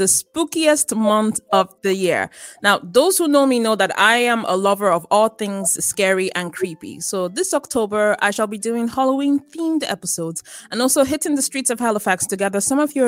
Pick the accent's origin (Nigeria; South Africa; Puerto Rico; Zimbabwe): Nigeria; moved away; in my home country, Nigeria, I remember we would have deliverance services in church